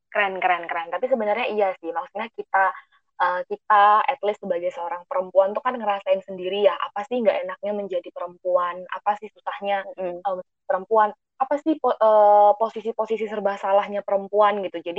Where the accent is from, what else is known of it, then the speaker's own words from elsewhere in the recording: Kalimantan, Indonesia; Aku di divisi pendidikan. Aku asalnya dari Kalimantan